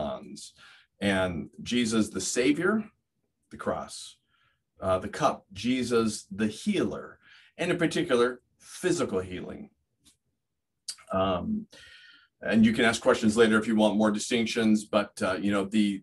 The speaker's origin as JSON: {"language": "English", "region": "California", "country": "United States", "tie": "born or raised there", "also_born_or_lived": "Fresno, California", "moved": "as an adult", "lives_now": "Steubenville, Ohio, United States", "said": "I grew up in California. We're California natives, myself, my wife, my parents, her parents, and for many generations"}